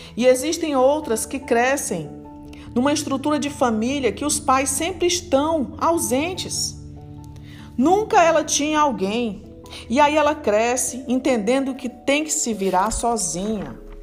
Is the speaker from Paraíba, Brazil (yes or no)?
no; Fortaleza, Ceará, Brazil; moved away; lá na minha terra, em Fortaleza